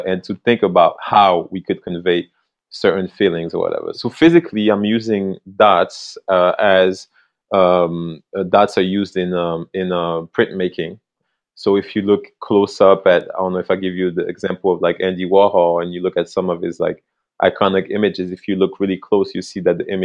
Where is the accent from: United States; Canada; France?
France; moved away; I came from France. That's where I grew up.